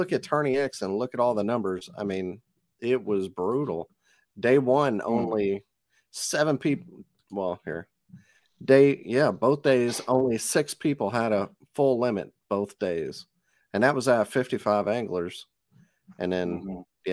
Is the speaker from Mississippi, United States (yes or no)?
yes; Mississippi, United States; I'm from Mississippi